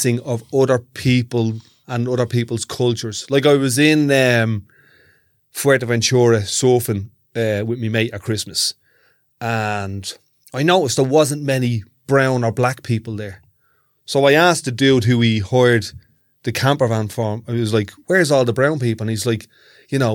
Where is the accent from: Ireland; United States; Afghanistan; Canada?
Ireland; I'm Irish